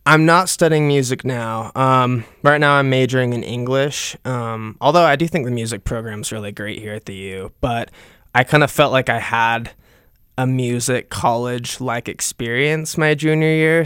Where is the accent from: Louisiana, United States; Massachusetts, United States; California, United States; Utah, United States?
Utah, United States; also born or lived in Salt Lake City, Utah; I've been born and raised in Utah. Um, I was born in Utah County, and I lived there most of my life